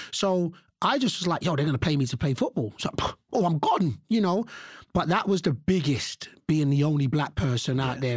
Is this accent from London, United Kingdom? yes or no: yes; London, United Kingdom; I was born and raised here in London.